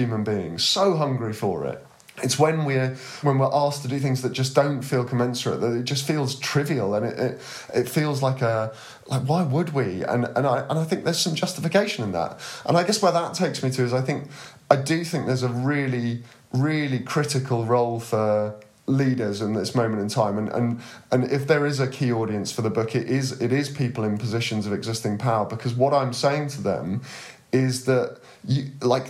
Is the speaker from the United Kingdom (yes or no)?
yes; United Kingdom; particularly as a Brit